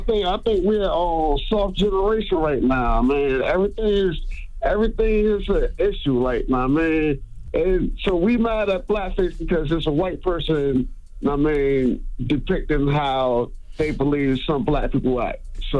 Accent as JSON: {"language": "English", "region": "New Jersey", "country": "United States", "said": "I'm from Jersey. I'm from East North, New Jersey."}